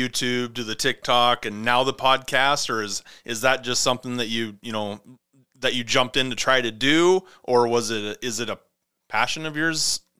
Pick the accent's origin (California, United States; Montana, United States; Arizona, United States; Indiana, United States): Montana, United States; I grew up in Montana